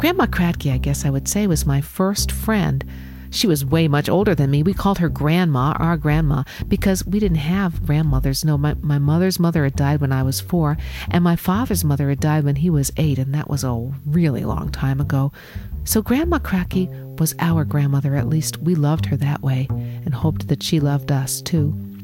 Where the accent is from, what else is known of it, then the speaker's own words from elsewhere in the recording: New York City, New York, United States; the borough of Richmond or Staten Island, where I grew up, was one of the five boroughs of New York City